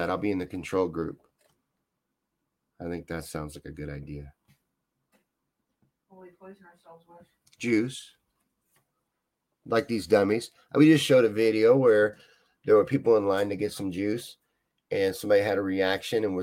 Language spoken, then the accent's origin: English; Midwest, United States; but we're from the Midwest.